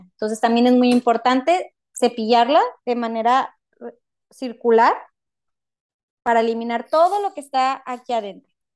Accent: Matamoros, Tamaulipas, Mexico; moved away as an adult; now in Monterrey, Mexico; yo originalmente no soy de Monterrey, yo soy de Matamoros, Tamaulipas.

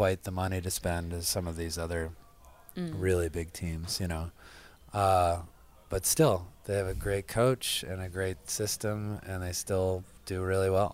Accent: United States; I'm American too

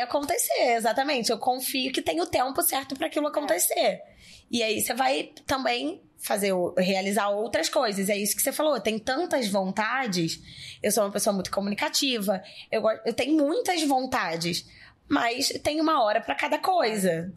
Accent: interior of Rio de Janeiro, Brazil; moved away as an adult; now in São Paulo, Brazil; que sou do interior do Rio de Janeiro, E morar em São Paulo com vinte anos

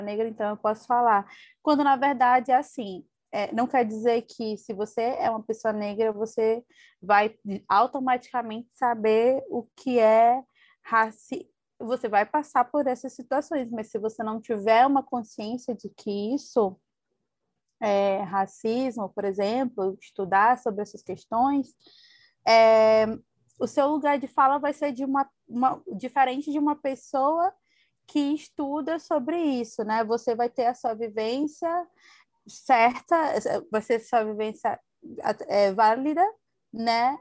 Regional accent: Maranhão, Brazil; A nossa vivência aqui como maranhense

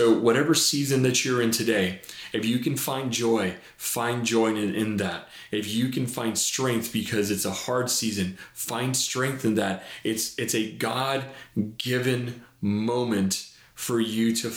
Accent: Laredo, Texas, United States; moved away; when I was a kid, I was raised down in South Texas in Laredo

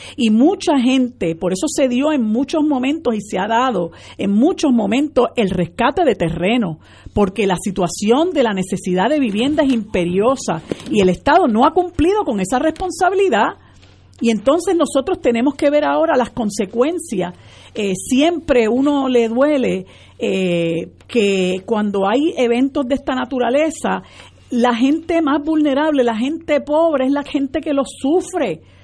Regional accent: Puerto Rico; nosotros como puertorriqueñas y puertorriqueños

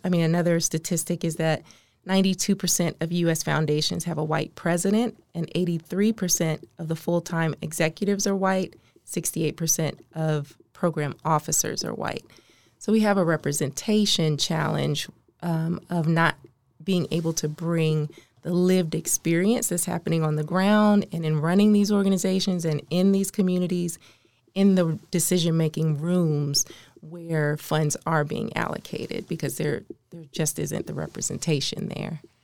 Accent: Maryland, United States; moved away as an adult; now in Oklahoma City, United States; I'm from the East Coast, the, the D M V. I was raised in Maryland

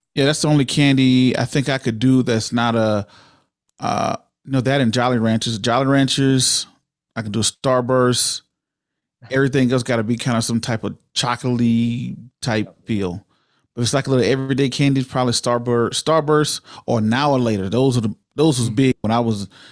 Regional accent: Waynesboro, Georgia, United States; also born or lived in Augusta, Georgia; now in Denver, United States; I was born in Augusta, Georgia, raised in a little small town of Waynesboro, Georgia, right outside of Augusta

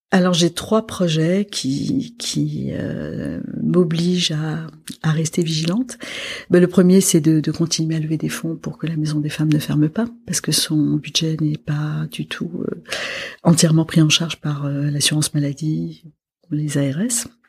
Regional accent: Lebanon; moved away; je suis libanaise. Mhm. Donc je viens d'un pays qui a vécu beaucoup d'années de guerre

